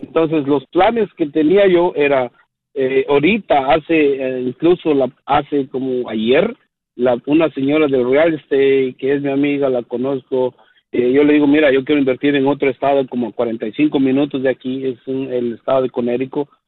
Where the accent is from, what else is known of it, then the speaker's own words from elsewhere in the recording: Guatemala; now in Westchester, United States; soy de Guatemala